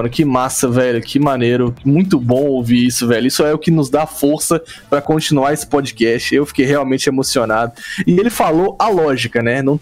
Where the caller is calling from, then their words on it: Recife, Pernambuco, Brazil; eu sou aqui de Recife